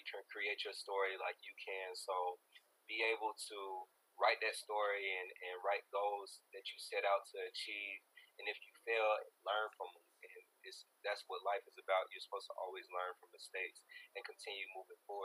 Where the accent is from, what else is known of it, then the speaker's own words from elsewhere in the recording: Ellenwood, Georgia, United States; also born or lived in Atlanta; Ellenwood. And so it's kind of a homage to my hometown